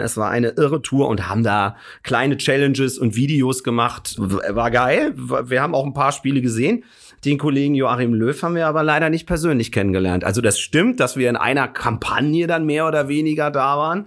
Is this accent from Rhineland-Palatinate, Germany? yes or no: no; Hesse, Germany; moved away as an adult; now in Hamburg, Germany; Komme gebürtig aber aus Hessen